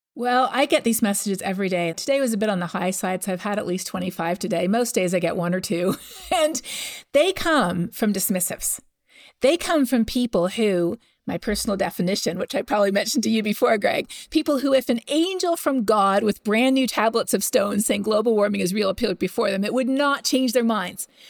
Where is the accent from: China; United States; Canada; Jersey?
Canada; I'm from Canada